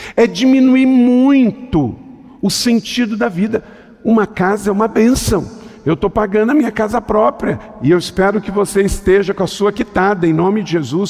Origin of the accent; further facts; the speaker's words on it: interior of Rio de Janeiro state, Brazil; eu sou do interior do estado do Rio de Janeiro